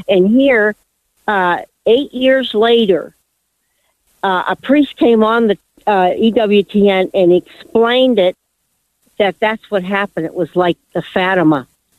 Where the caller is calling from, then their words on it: Menifee, California, United States; Hi. From Menifee.